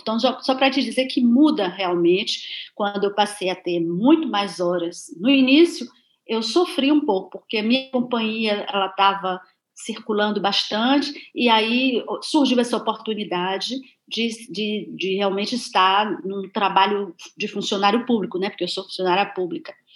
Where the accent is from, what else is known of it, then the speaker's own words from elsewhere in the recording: Cachoeira, Bahia, Brazil; moved away as an adult; eu nasci em Cachoeira